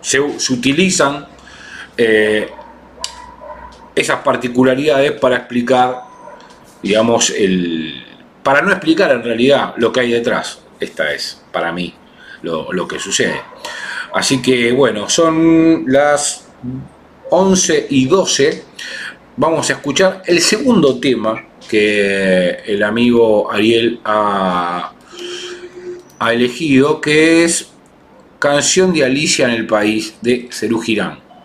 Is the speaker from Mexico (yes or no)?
no; Argentina